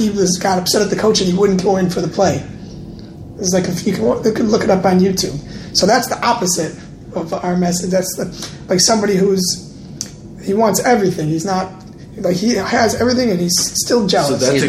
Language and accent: English; Chicago, Illinois, United States; I'm from Chicago